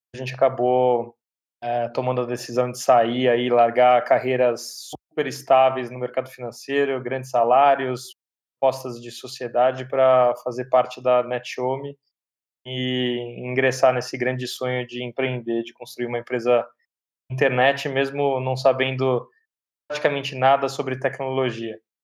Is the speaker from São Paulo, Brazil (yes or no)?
yes; São Paulo, Brazil; eu sou de São Paulo, nascido no bairro do Tatuapé, meus pais até então, até hoje moram lá